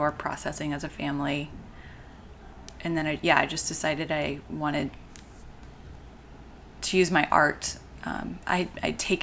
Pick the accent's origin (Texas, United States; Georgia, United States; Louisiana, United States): Georgia, United States; Atlanta; moved away as an adult; also born or lived in Michigan / Chicago; I actually grew up here. In Atlanta.